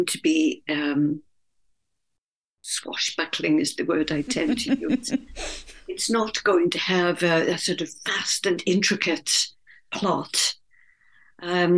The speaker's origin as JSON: {"language": "English", "region": "Wales", "country": "United Kingdom", "tie": "born or raised there", "said": "It's set in Wales, my native country, in a coal mining country in South Wales, which is my own background. I grew up in Wales."}